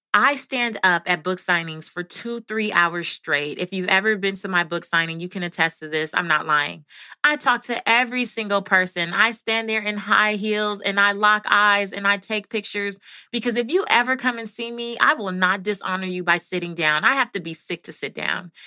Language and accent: English; Belize; moved away; I'm from Belize